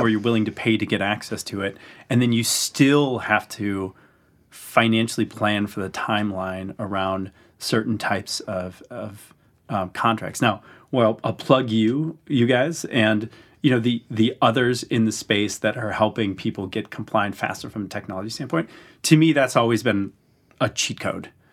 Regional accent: Wisconsin, United States; moved away; I'd spend falls in my hometown of Wisconsin

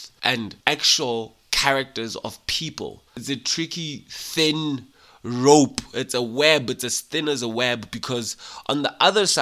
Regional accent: Lesotho; being a Mosotho, born and raised in Lesotho by Basotho parents

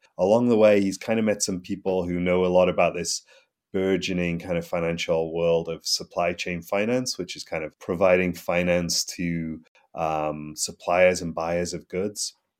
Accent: Newcastle, North East England, United Kingdom; No, I'm English. I'm from the north of England. I grew up in a place called Newcastle, which is about as far north as you can go in England before you hit Scotland.

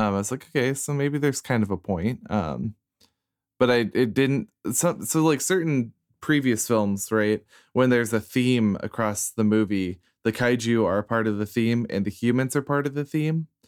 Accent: Iowa, United States; a straight cisgendered white guy who grew up in Iowa

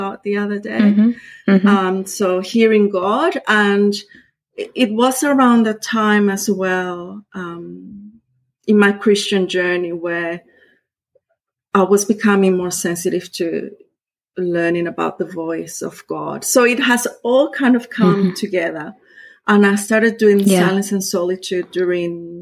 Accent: Costa Rica; first language Spanish; English is a second language; moved away as an adult; now in Australia; I was born in Costa Rica

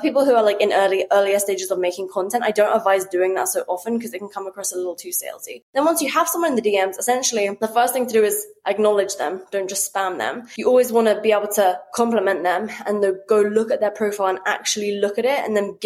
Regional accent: United Kingdom; as a British person

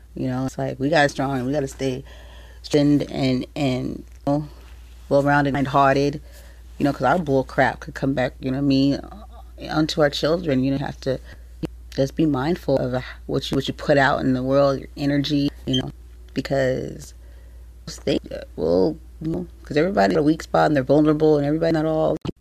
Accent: San Diego, California, United States; born or raised there

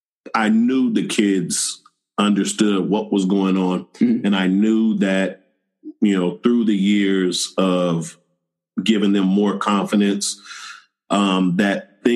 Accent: Oakland, California, United States; I grew up in Oakland, California.

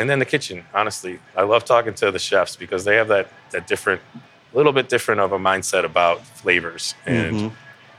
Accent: Cleveland, Ohio, United States; also born or lived in Lakewood, Ohio; I was born and raised here in Cleveland.

